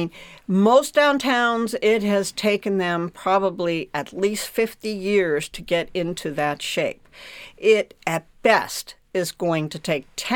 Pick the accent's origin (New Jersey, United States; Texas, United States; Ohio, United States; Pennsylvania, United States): Pennsylvania, United States; Pittsburgh; I'm from Pittsburgh, another steel town